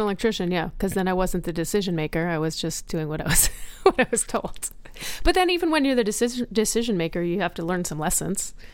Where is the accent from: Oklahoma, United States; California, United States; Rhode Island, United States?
Rhode Island, United States; moved away; I grew up in Rhode Island.